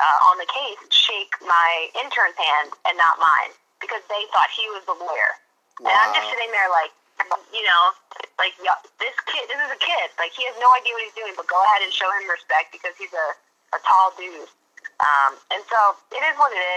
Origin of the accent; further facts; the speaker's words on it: Philadelphia, Pennsylvania, United States; I'm from Philadelphia